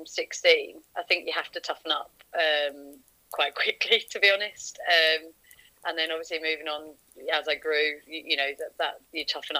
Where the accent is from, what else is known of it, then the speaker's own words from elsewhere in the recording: southern England, United Kingdom; accent: southern; moved away as an adult; originally I'm from sort of down south, as you can probably tell from my accent.